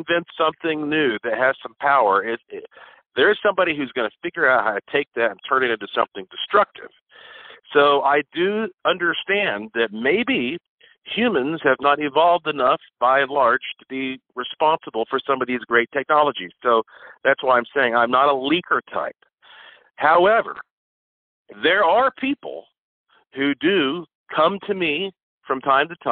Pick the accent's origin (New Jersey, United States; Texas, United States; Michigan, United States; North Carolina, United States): North Carolina, United States; Asheville; I was born right here in Asheville, North Carolina. So were my parents and grandparents